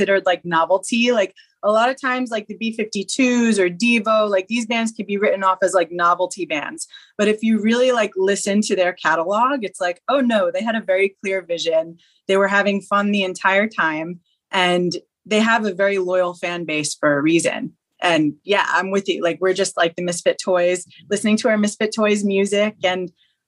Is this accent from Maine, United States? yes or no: no; Long Island, New York, United States; I'm from Long Island, New York